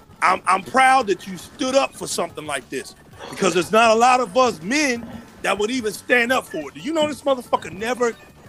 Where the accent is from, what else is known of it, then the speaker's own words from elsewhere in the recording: Indianapolis, Indiana, United States; I came from Indianapolis.